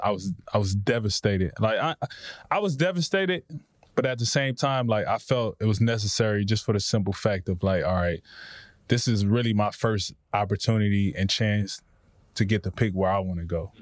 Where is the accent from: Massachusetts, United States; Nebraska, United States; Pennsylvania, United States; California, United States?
California, United States; Compton; the way I grew up in Compton